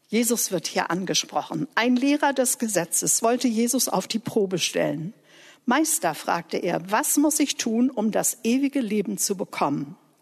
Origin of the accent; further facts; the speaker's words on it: Germany; ich Deutsche war mit der deutschen Geschichte